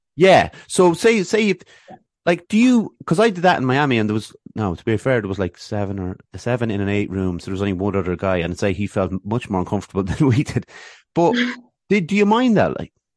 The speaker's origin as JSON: {"language": "English", "town": "Athlone", "region": "Leinster", "country": "Ireland", "tie": "born or raised there", "also_born_or_lived": "Swords, North Dublin", "moved": "yes", "said": "I grew up in Athlone"}